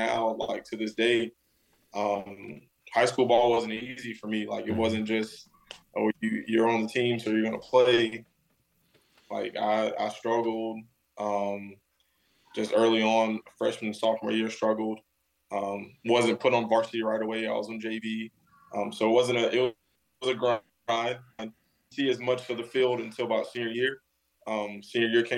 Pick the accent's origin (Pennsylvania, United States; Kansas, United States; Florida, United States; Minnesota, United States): Florida, United States; Jacksonville; being in Jacksonville, for me personally, I've grown up here. I've lived here for 25 years now